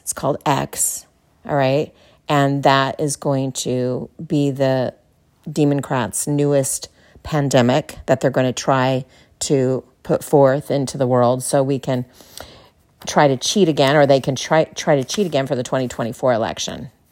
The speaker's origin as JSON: {"language": "English", "region": "California", "country": "United States", "tie": "born or raised there", "moved": "as an adult", "lives_now": "Texas, United States", "said": "as a Californian, yeah, native Californian, now living in Texas"}